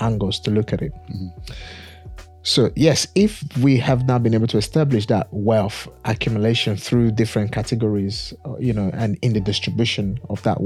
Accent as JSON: {"language": "English", "country": "Nigeria", "tie": "born or raised there", "said": "I'm from Africa, born, bred in Nigeria"}